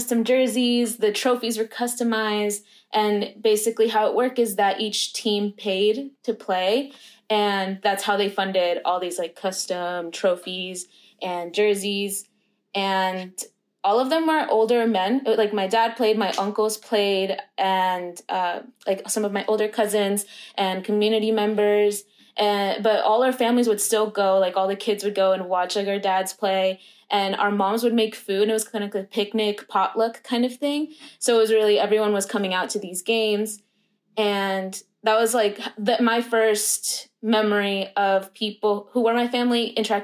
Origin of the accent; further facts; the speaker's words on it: Roswell, Georgia, United States; one particular suburb in my hometown in Roswell